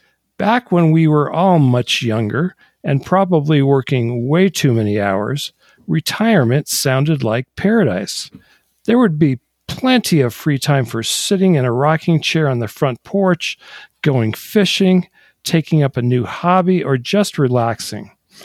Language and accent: English; Michigan, United States; also born or lived in Delaware / California; which is why I was born in Delaware, raised for 10 years in Michigan, and then ended up in California.